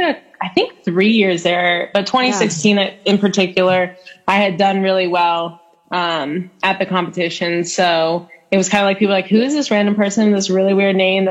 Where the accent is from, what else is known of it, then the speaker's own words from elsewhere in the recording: Arizona, United States; moved away as an adult; also born or lived in New Hampshire; now in Cookeville, United States; I was born and raised in Arizona, and I lived there until I was 18.